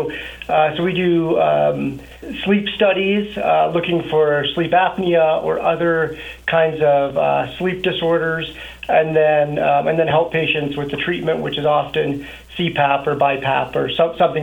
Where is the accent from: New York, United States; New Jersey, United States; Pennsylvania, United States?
New Jersey, United States; moved away as an adult; also born or lived in Colorado Springs, Colorado / Denver, Colorado / Texas; now in Montrose, United States; Born and raised in New Jersey, got moved out to Colorado Springs for college